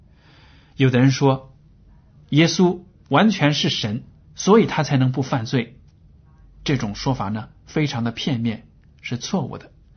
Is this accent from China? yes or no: yes; China; 我们中国人